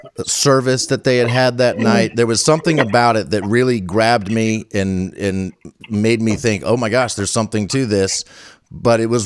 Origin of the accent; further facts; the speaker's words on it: Northern Virginia, United States; I grew up in Northern Virginia